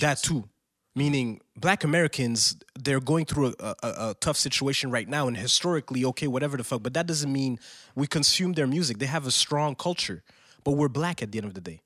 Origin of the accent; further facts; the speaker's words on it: Quebec, Canada; they came from Haiti here, first generation born on Queb, uh, Queb, uh, Quebecer soil.